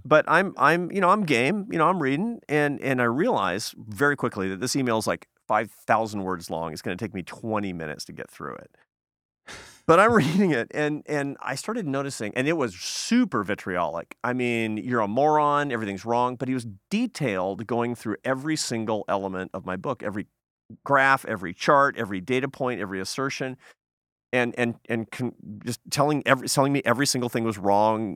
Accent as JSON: {"language": "English", "town": "Seattle", "region": "Washington", "country": "United States", "tie": "born or raised there", "moved": "yes", "said": "my hometown in Seattle."}